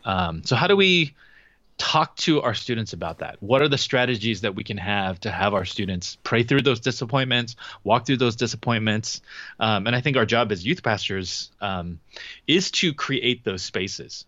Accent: Southern California, United States; we're both from Southern California

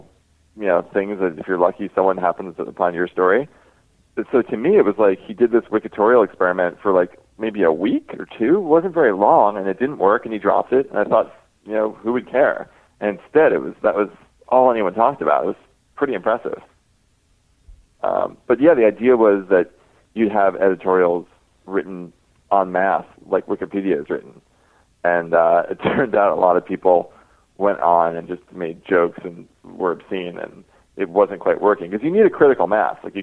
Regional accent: New Jersey, United States; I'm from Jersey

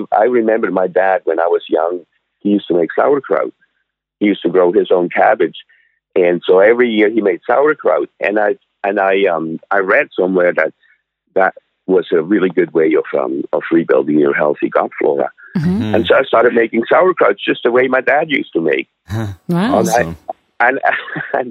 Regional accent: Switzerland; moved away as an adult; also born or lived in North Vancouver, Canada; now in Sunshine Coast, Canada; I'm originally from Switzerland. I was born in Switzerland and I was born and raised, and I came over to Canada when I was 20.

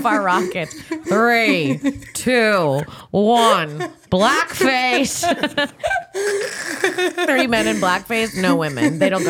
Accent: Cocoa Beach, Florida, United States; I am from Florida. I'm from Central Florida, Cocoa Beach, 321 Countdown Town.

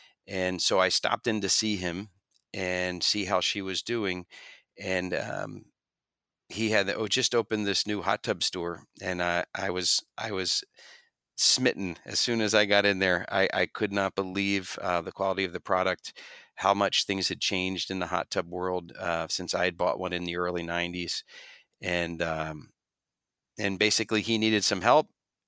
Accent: Pennsylvania, United States; I grew up in just outside of Philadelphia in a town, an area called Bucks County, Pennsylvania.

